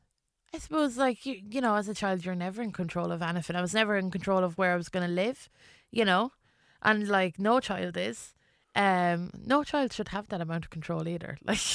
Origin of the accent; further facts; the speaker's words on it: England, United Kingdom; born there; yeah, well, I was English. Do you know, like, I was born in England